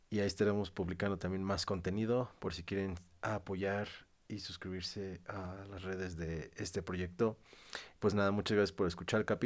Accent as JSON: {"language": "Spanish", "country": "Mexico", "said": "Como buen, universitario mexicano lo"}